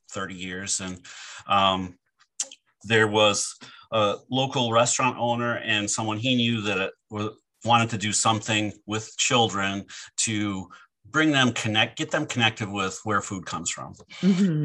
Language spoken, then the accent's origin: English; Michigan, United States; I grew up in Michigan